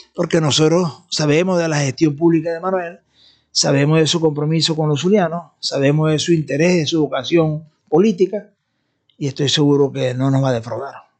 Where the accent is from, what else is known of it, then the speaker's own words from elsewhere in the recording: Venezuela; nosotros por ejemplo como venezolanos